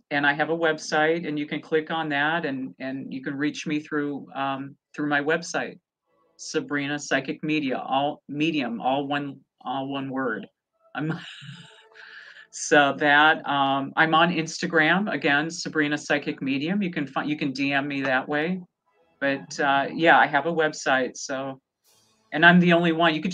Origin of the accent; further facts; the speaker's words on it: Lexington, Nebraska, United States; moved away as an adult; now in Los Angeles, United States; I'm originally from Lexington, Nebraska.